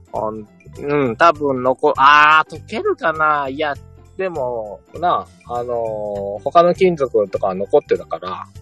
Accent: Shimane, Japan; 私の地元は島根県ですから。

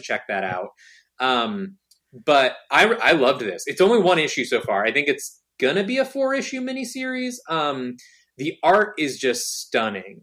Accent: Michigan, United States; born or raised there; now in New York, United States

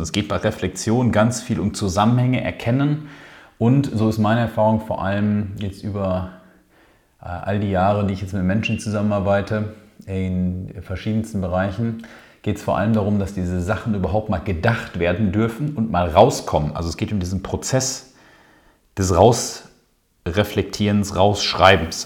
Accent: Ruhr area, North Rhine-Westphalia, Germany; hier bei uns im Ruhrpott

